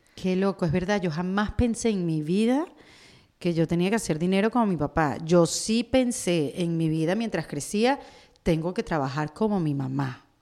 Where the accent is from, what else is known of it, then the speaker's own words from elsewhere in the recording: Venezuela; now in Miami, United States; yo vengo de Venezuela